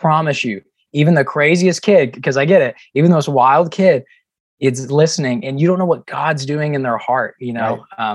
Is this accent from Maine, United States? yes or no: no; Chattanooga, Tennessee, United States; we're both from Chattanooga, Tennessee